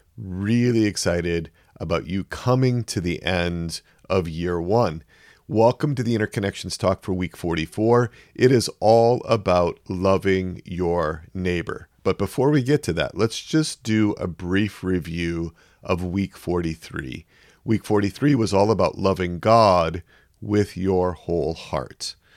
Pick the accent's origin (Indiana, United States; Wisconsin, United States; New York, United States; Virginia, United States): Wisconsin, United States; moved away; I grew up in Wisconsin.